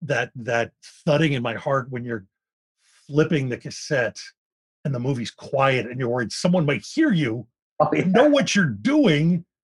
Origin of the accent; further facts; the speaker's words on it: Philadelphia, Pennsylvania, United States; I grew up in Philadelphia